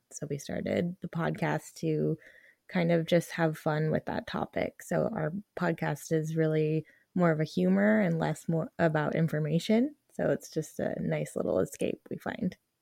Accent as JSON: {"language": "English", "town": "Denver", "region": "Colorado", "country": "United States", "tie": "born or raised there", "moved": "yes", "lives_now": "Arizona, United States", "said": "I was born here and raised in Denver"}